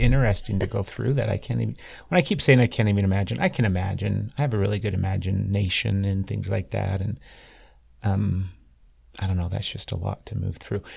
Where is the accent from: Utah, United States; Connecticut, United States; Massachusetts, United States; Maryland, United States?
Utah, United States; I grew up here in Utah. I was born and raised in Utah